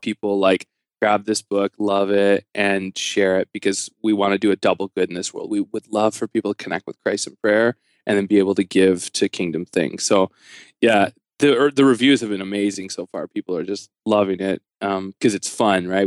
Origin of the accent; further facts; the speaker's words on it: Canada; I'm a Canadian